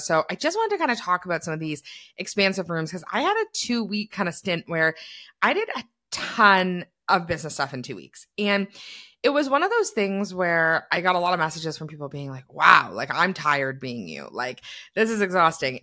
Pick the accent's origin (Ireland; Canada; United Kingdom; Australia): Canada; being a Canadian